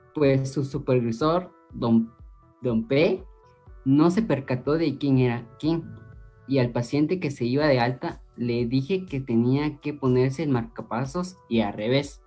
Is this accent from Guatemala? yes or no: yes; Guatemala; como guatemalteco